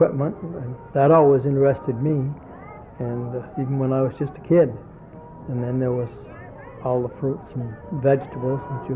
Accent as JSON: {"language": "English", "town": "Derby", "region": "Vermont", "country": "United States", "said": "I came from Derby, and Barton was our fair"}